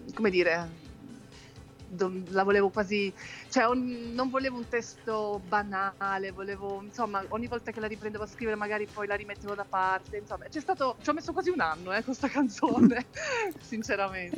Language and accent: Italian; Switzerland; sono nata e cresciuta in Svizzera